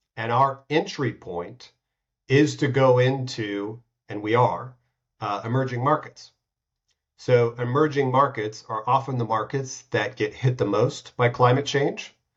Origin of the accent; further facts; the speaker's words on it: United States; now in Switzerland; I'm from the States